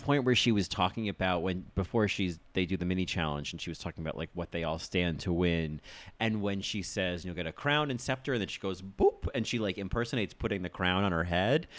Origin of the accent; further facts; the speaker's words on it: United States; I'm American